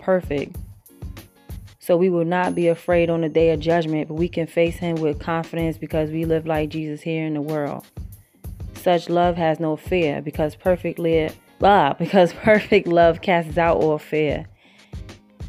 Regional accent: New York, United States; moved away as an adult; also born or lived in Virginia / Brooklyn; now in South Carolina, United States; I'm from New York, but, you know, I've lived in Virginia, and right now I'm in South Carolina. Even though my accent still ain't leave me

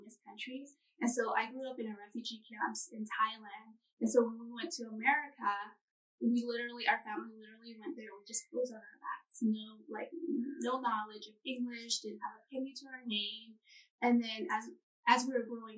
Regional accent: California, United States; moved away as an adult; now in Hawaii, United States; Growing up in California, I grew up on the beach too, right on the ocean

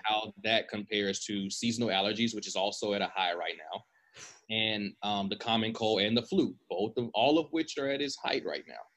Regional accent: United States; as American

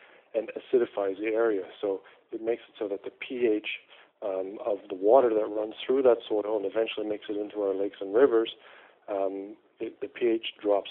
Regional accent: Sackville, Nova Scotia, Canada; I grew up in Sackville, Nova Scotia, and grew up as a kid outside

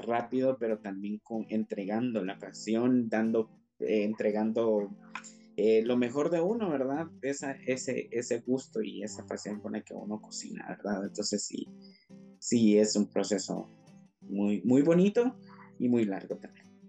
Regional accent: Guatemala; nuestra Guatemala

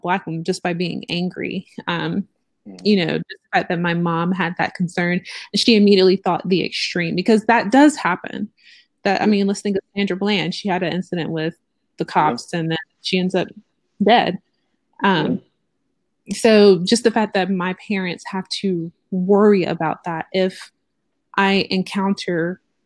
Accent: Georgia, United States; I'm born and raised in Georgia

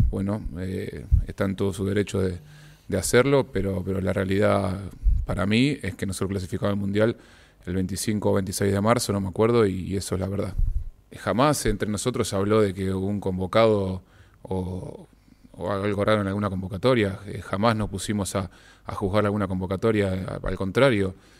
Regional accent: Ecuador; now in Chile; como ecuatoriano

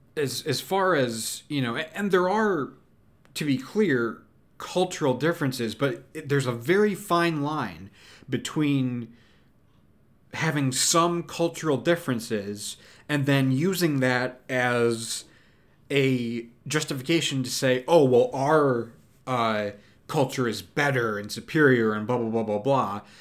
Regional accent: United States; I'm an American. I, I live in America.

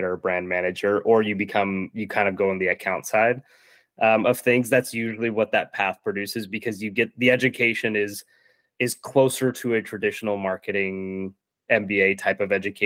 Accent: Virginia, United States; moved away as an adult; also born or lived in Minneapolis; I grew up in Virginia

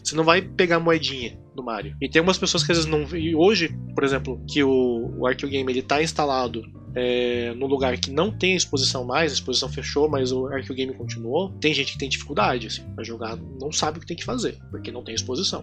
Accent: Londrina, Paraná, Brazil; eu na minha infância em Londrina

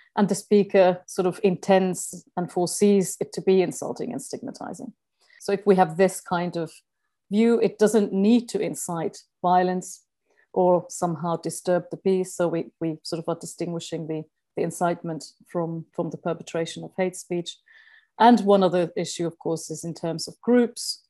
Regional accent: Finland; moved away; I'm originally from Finland

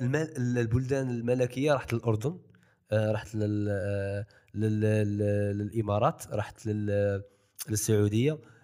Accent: Algeria; also born or lived in Saudi Arabia

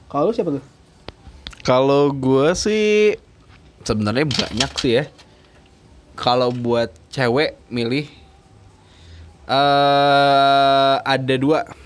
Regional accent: Tasikmalaya, West Java, Indonesia; gue biarpun gue hmm. orang Sunda, tapi kan gue lelaki budaya barat.

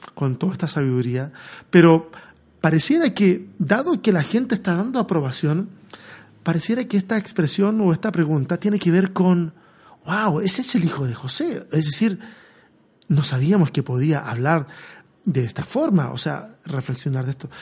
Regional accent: Chile; moved away as an adult; Yo salí de Chile hace cinco años

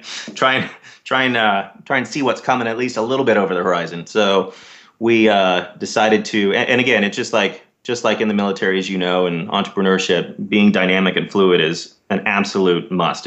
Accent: Dallas, Texas, United States; now in San Diego, United States; I grew up in Dallas, Texas

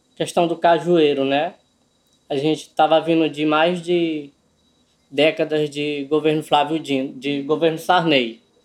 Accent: Codó, Maranhão, Brazil; also born or lived in Buriticupu; sou natural de Codó, no Maranhão

